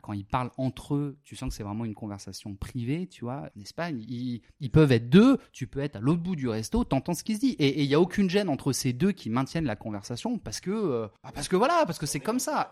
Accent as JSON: {"language": "French", "town": "Le Mans", "region": "Pays de la Loire", "country": "France", "tie": "born or raised there", "also_born_or_lived": "Antibes, France", "moved": "as an adult", "lives_now": "Spain", "said": "je, suis né à Antibes. Bon, euh, petite petite enfance à Antibes tranquille. Ensuite, on est monté au Mans"}